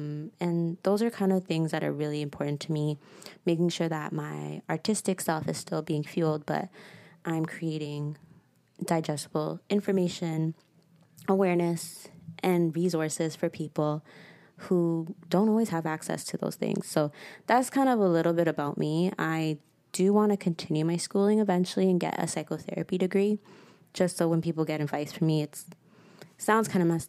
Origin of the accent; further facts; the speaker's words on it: St. Louis, Missouri, United States; born there; I was born in the States, which is random. And even more random, it was in St. Louis, Missouri.